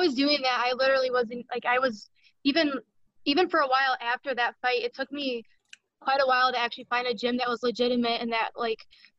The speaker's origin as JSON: {"language": "English", "town": "Toledo", "region": "Ohio", "country": "United States", "said": "I'm from Toledo, Ohio"}